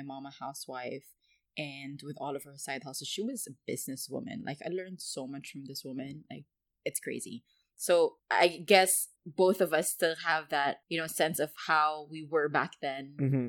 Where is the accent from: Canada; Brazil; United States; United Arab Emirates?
United Arab Emirates; Dubai; I wanted to talk about how we grew up in Dubai, really, but we didn't really grow up with the Dubai essence of being, you know, a spoiled brat